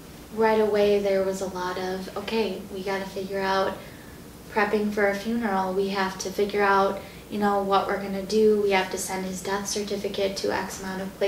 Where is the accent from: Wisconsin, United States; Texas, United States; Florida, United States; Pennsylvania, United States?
Wisconsin, United States; Fitchburg; near my hometown in around Fitchburg, Wisconsin, Madison